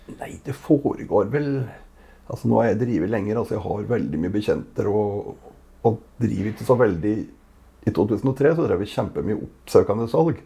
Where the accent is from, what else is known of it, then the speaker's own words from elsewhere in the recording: Gudbrandsdalen, Innlandet, Norway; accent: Gudbrandsdal dialect; kommer fra Gudbrandsdalen. Det hører kanskje på dialekta